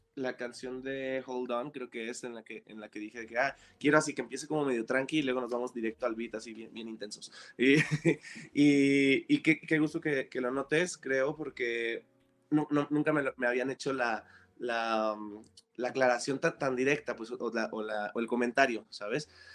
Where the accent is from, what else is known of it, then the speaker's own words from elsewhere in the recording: Tijuana, Baja California, Mexico; moved away as an adult; also born or lived in Guadalajara, Jalisco; now in Mexico City, Mexico; crecí y fui, fui criado en Tijuana